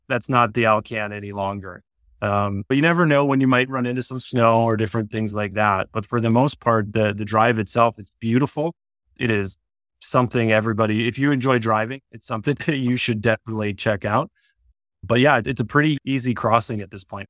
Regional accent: Wisconsin, United States; moved away; I grew up in a very small town in Wisconsin

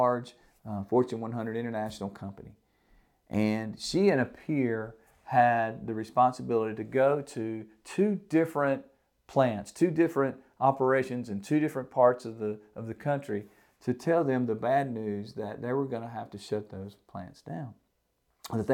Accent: the South, United States; I'm from the South, if, in case you can't tell

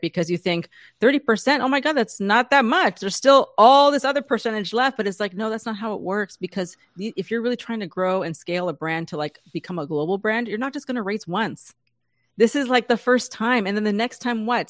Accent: San Diego, California, United States; I grew up in San Diego.

